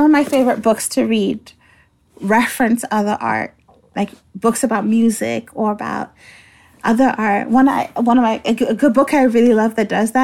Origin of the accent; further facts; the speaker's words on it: Nigeria; moved away; also born or lived in Halifax; I was born and raised in Nigeria, that's where I'm from